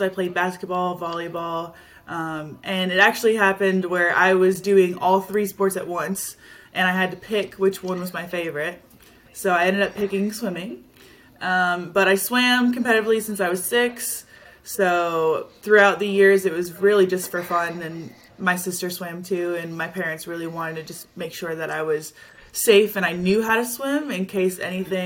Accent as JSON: {"language": "English", "town": "Dallas", "region": "Texas", "country": "United States", "moved": "as an adult", "lives_now": "Gainesville, United States", "said": "I am from Dallas, Texas. I came to school here at University of Florida for swimming"}